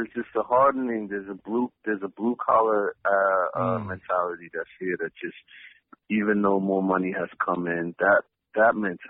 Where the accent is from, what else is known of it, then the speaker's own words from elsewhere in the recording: Boston, Massachusetts, United States; I grew up in a Roxbury Academy Homes project, which at the time was one of the worst project housing areas in the whole city.